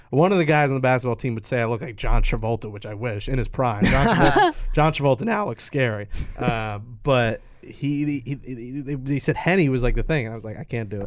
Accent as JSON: {"language": "English", "town": "New York City", "region": "New York", "country": "United States", "accent": "New York", "said": "I'm from Queens"}